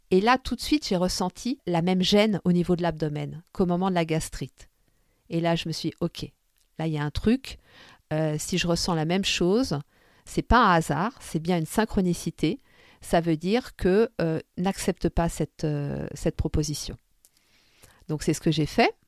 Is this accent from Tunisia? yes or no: yes; Tunisia; moved away; repartir chez moi en Tunisie